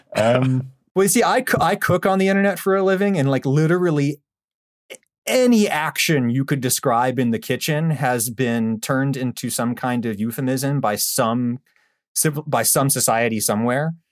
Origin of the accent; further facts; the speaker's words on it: Pennsylvania, United States; my home state of Pennsylvania